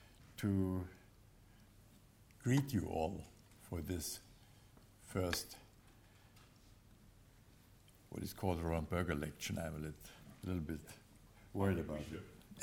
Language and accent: English; Berlin, Germany; I was born in Berlin in 1937, and therefore I experienced the horrors of the Nazi regime at first hand.